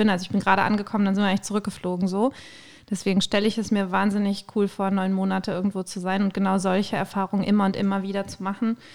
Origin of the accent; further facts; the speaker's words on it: Münster, North Rhine-Westphalia, Germany; ich komme aus Münster, ne?